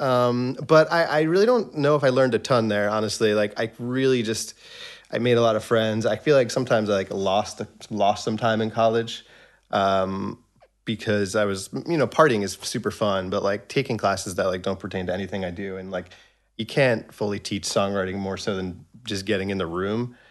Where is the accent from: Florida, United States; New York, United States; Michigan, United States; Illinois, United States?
New York, United States; Long Island; I was born in New York City. Um, I guess I moved to Long Island when I was three or four years old